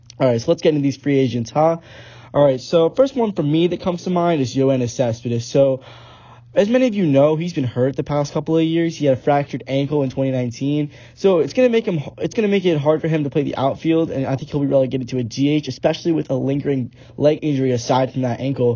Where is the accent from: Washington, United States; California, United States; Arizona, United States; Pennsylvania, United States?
Pennsylvania, United States; Bucks County; I'm from Bucks County, Pennsylvania. It's a suburb of Philly